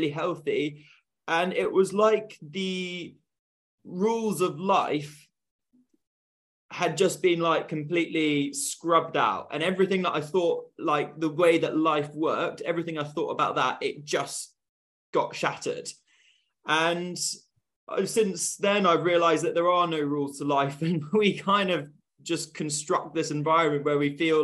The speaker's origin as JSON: {"language": "English", "town": "Bristol", "region": "South West England", "country": "United Kingdom", "said": "I'm from Bristol"}